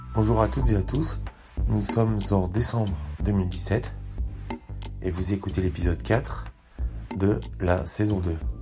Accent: Paris, Île-de-France, France; accent: Parisian; mon accent de parisien, l'accent que j'ai quand je m'adresse à vous

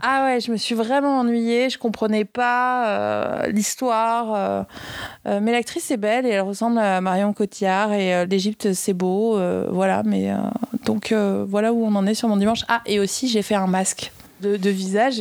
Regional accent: France; now in Paris, France; je viens des Pyrénées

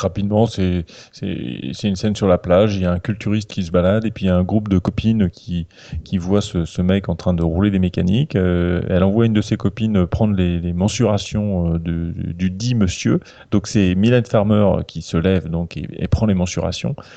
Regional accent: Calvados, Normandy, France; je suis du Calvados

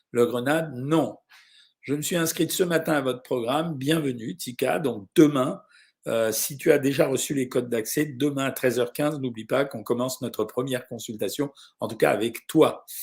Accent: Lyon, Auvergne-Rhône-Alpes, France; now in Saint-François, Guadeloupe; je suis originaire de Montron, mais Lyon, mais j'habite jusqu'à mardi en Guadeloupe et Saint-François.

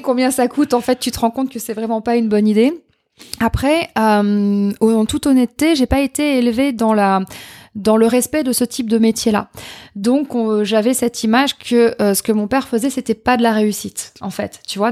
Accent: Châteauroux, Centre-Val de Loire, France; moved away as an adult; also born or lived in Limoges / Occitanie; Je suis née à Châteauroux. Euh, concours de circonstances, indépendant de ma volonté. Euh, j'ai grandi là-bas.

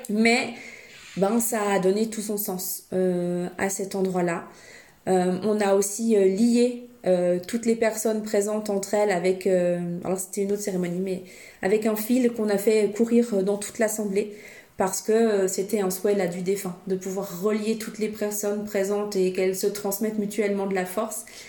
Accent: Switzerland; je suis suissesse

